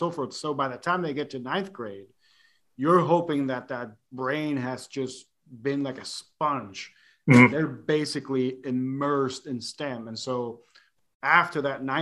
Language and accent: English; Puerto Rico; moved away; growing up in Puerto Rico